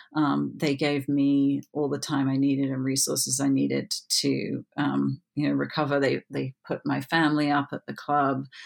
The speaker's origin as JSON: {"language": "English", "region": "England", "country": "United Kingdom", "also_born_or_lived": "Florida", "moved": "as an adult", "said": "I'm obviously English"}